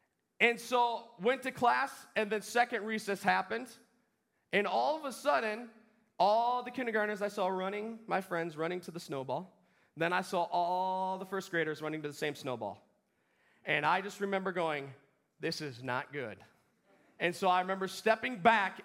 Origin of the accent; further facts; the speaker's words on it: Wisconsin, United States; I grew up in Wisconsin